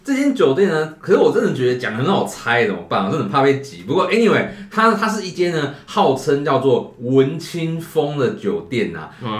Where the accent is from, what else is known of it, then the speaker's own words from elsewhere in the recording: Pingtung County, Taiwan; 屏东人这么觉得啊